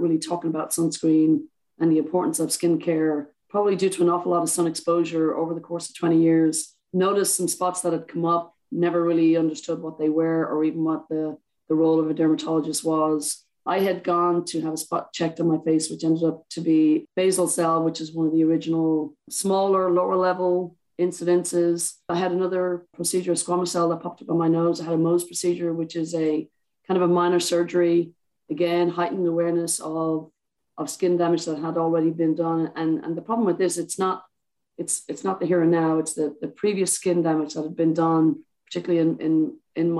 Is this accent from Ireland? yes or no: yes; Ireland; I'm Irish